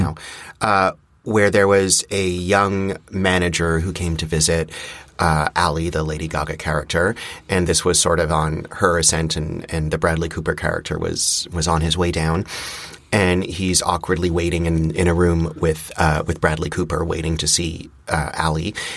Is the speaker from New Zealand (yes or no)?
no; Montreal, Quebec, Canada; the house that I grew up in in Montreal